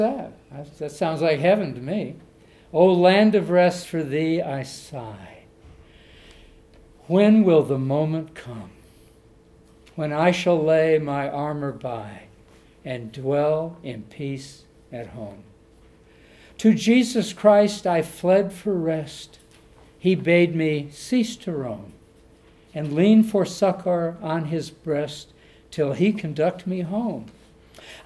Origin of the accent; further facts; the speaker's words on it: Detroit, Michigan, United States; when I was growing up in Detroit, Michigan.